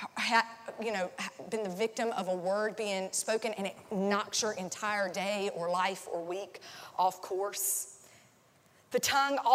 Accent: North Carolina, United States; also born or lived in Nashville; now in Tampa, United States; It was the biggest church, like close to where I grew up in North Carolina.

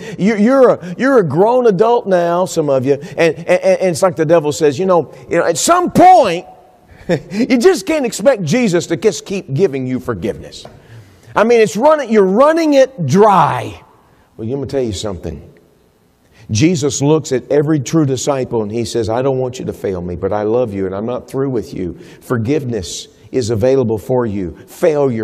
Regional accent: Texas, United States; I'm from Texas

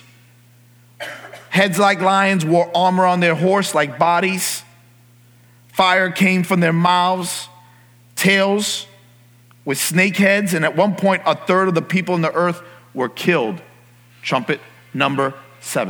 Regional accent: New York City, New York, United States; moved away; I grew up in New York City, and there are streetlights everywhere

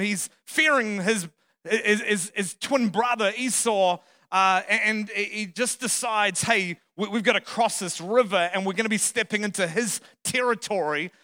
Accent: Australia; moved away as an adult; also born or lived in Dallas; I'm not from around here, my accent, I'm a true southerner, right? from the other side of the planet, the southern hemisphere

